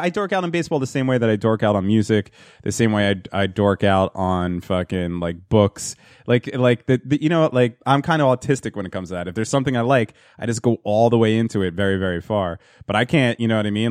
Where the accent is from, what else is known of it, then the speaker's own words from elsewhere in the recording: New Jersey, United States; my hometown